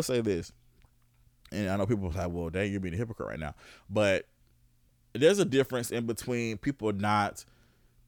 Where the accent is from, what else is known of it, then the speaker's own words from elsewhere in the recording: Augusta, Georgia, United States; I was born in Georgia. I was born in Augusta